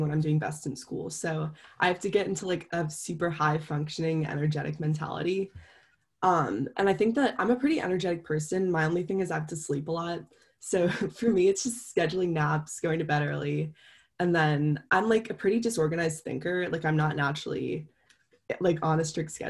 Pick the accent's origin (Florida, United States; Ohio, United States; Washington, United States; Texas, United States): Ohio, United States; also born or lived in Jamaica; I was born in Ohio